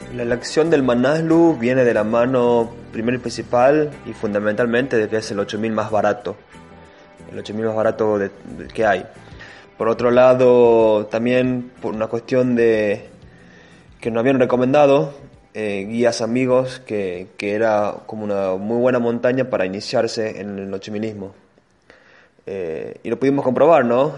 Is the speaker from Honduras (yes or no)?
no; Tucumán, Argentina; como tucumano soy afortunado